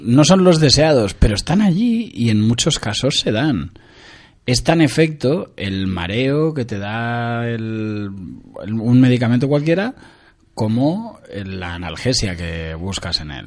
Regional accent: Montevideo, Uruguay; now in Spain; yo nací en Uruguay, en Montevideo, hace muchos años

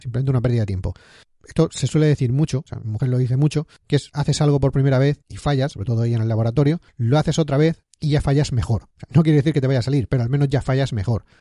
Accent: Spain; moved away as an adult; also born or lived in Barcelona / Scotland; cuando estaba en España, en mi pueblo viviendo

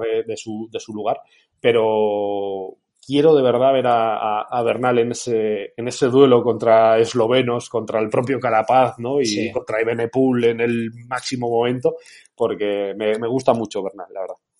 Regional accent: Oña, Castile and León, Spain; yo soy de Burgos

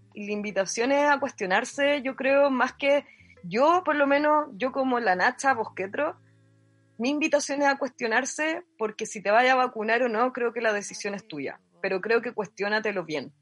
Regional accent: Chile; accent: Chilean; moved away as an adult; also born or lived in Catalonia; now in Spain; yo hablo como muy chileno

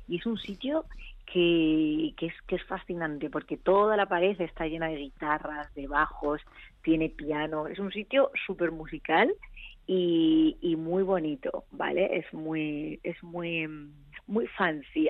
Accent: Madrid, Community of Madrid, Spain; moved away; also born or lived in Argentina; yo soy de Madrid, sí, yo soy de Madrid, pero he vivido muchos años en Argentina.

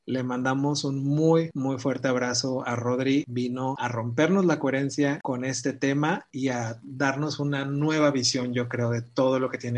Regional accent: Jalisco, Mexico; soy de Jalisco, mexicano, claro.

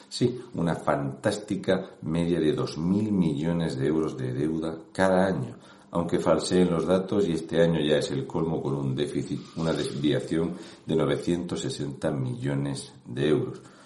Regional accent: Region of Murcia, Spain; un murciano

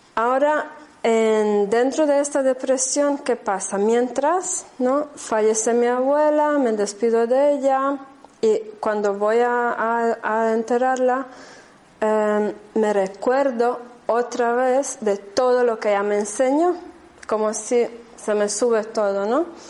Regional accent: Germany; Spanish is a second language; moved away as an adult; also born or lived in Andalusia; now in Spain; no soy española, soy de raíz rumana húngara, ¿vale? De, corazón y alma más bien húngara, y crecí en Alemania.

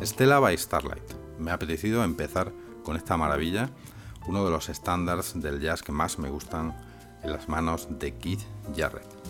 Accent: Spain; aquí en mi país, en España

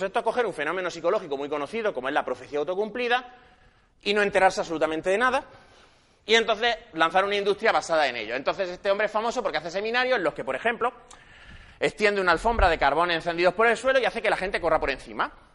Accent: Granada, Andalusia, Spain; moved away as an adult; also born or lived in Madrid; now in Barcelona, Spain; nací en Granada, estudié psicología allí

